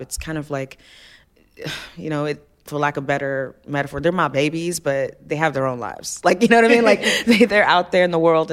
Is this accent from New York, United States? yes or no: no; Alabama, United States; also born or lived in Ife, Nigeria; I was in Alabama